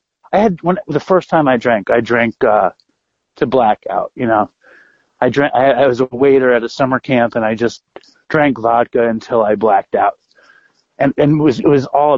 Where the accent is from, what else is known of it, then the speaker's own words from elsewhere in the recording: New York City, New York, United States; I grew up in Manhattan. I grew up in Chelsea